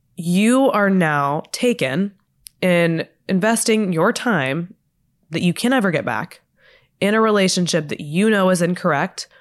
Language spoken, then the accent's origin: English; Texas, United States; now in Los Angeles, United States; I'm from Texas